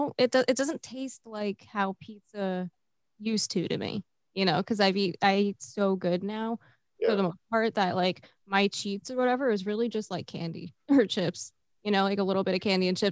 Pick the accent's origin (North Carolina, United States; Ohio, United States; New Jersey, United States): New Jersey, United States; I'm from Jersey